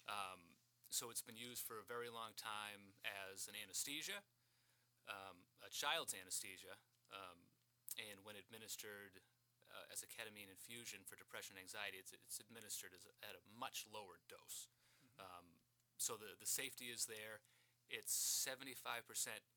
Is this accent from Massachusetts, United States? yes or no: yes; Brockton, Massachusetts, United States; moved away as an adult; now in Marshfield, United States; I'm from Brockton originally. I've lived in Marshfield for 14 years now.